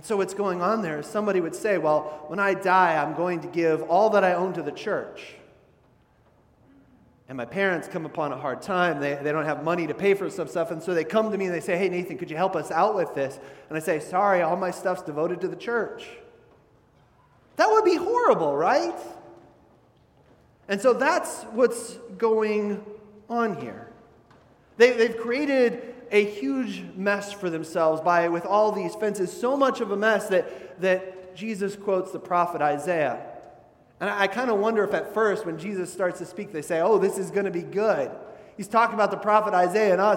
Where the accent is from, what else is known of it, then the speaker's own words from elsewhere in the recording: Midwest, United States; when I was growing up in the Midwest.